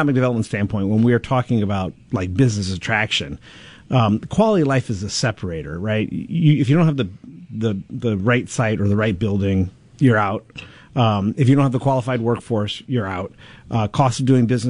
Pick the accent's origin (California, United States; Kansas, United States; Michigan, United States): California, United States; Los Angeles; also born or lived in Chicago / Denver; now in Peoria, United States; I'm from Los Angeles. I live in Chicago. I live in Denver.